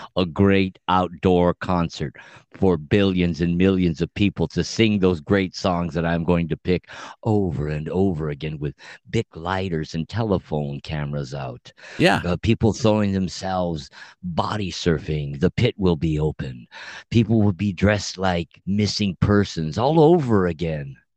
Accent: Montebello, California, United States; my homeboys that I grew up with in Montebello High School

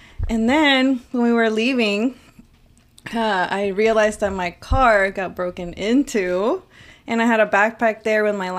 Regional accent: Reynosa, Tamaulipas, Mexico; now in Houston, United States; I'm from Reynosa, Tamaulipas.

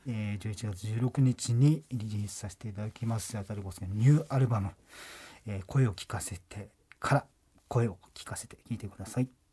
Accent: Amami Ōshima, Kagoshima, Japan; 僕もともと奄美の生まれで、はい、奄美大島のその島唄をずっと高校生の時から歌ってきた

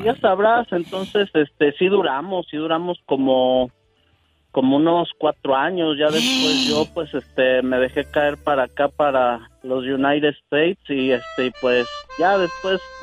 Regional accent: Querétaro, Mexico; yo soy de Querétaro y mi pueblito se llamaba Los Positos

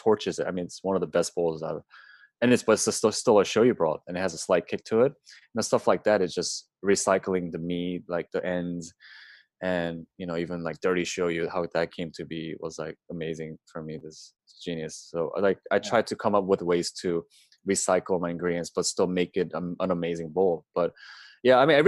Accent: Baltimore, Maryland, United States; I grew up in Baltimore

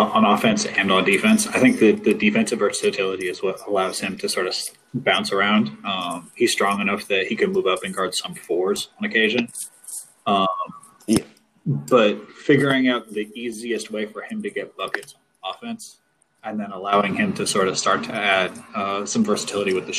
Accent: California, United States; I grew up in California

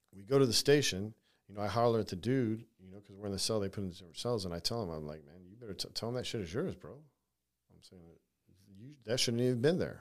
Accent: San Diego, California, United States; moved away; I grew up in California, so, you know, I'm from California

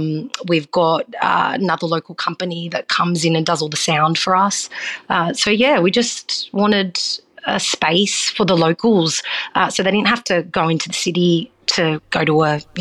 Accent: New South Wales, Australia; So I grew up on the Northern Rivers, so I had a very free sort of childhood, and my parents were very westernized. They're not very Italian, so they weren't very strict with us.

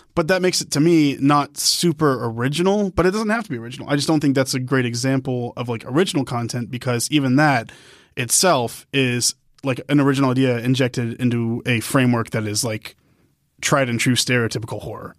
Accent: Dallas, Texas, United States; I'm also from Dallas

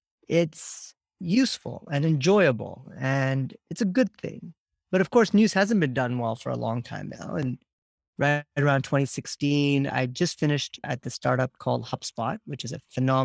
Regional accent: Nigeria; also born or lived in India / Canada; now in United States; I was born in India, grew up mostly in Nigeria and Canada. I then came to the States about 20 years ago for work.

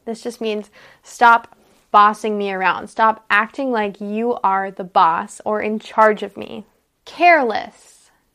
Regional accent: United States; I'm an American English teacher.

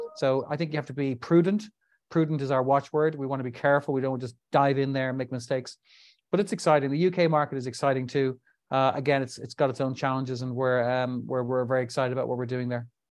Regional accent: Dublin, Leinster, Ireland; also born or lived in New York; found myself back in my home country of Ireland, Dublin in particular.

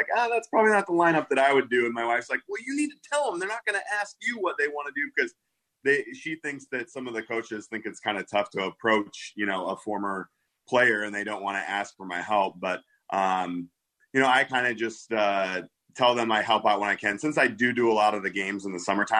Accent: Midwest, United States; now in Naperville, United States; I'm from the Midwest.

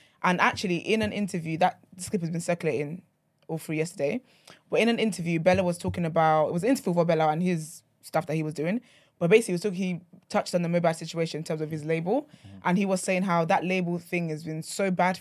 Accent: Nigeria; I'm Nigerian

